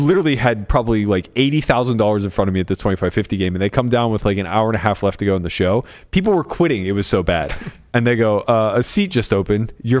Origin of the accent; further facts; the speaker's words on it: Pittsburgh, Pennsylvania, United States; it's my hometown.